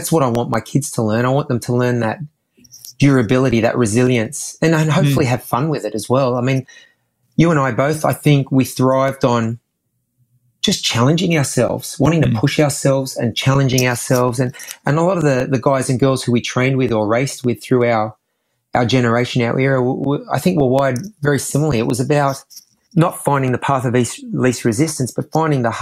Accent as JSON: {"language": "English", "country": "Australia", "tie": "born or raised there", "said": "all kids growing up in Australia, you know, because of our climate, I think we're an outdoorsy sort of culture"}